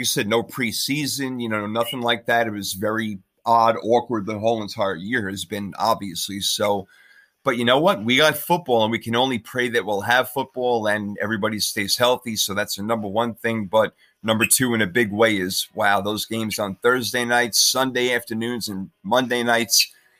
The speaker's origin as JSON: {"language": "English", "region": "New York", "country": "United States", "said": "When people ask me how I'm a 49ers fan because I'm from New York, I tell them the truth. My father is a front runner and I was born in 1980."}